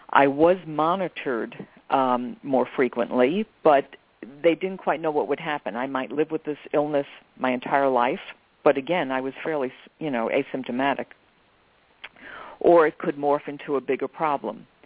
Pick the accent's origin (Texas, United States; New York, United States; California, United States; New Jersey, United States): New York, United States; I'm a New Yorker. You're inconvenienced all the time.